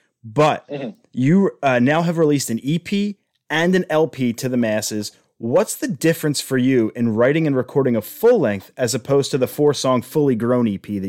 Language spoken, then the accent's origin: English; Philadelphia, Pennsylvania, United States; We're from Philly